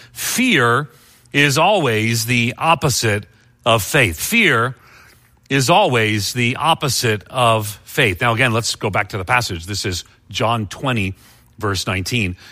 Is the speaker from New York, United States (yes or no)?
yes; Long Island, New York, United States; born or raised there